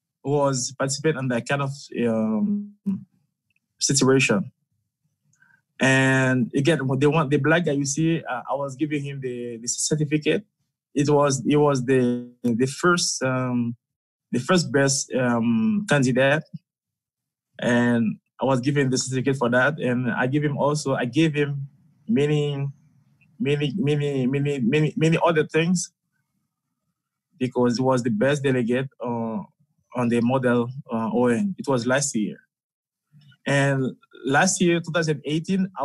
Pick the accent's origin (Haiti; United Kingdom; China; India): Haiti; now in Russia; I'm from Haiti. It's a country in the Caribbean Sea.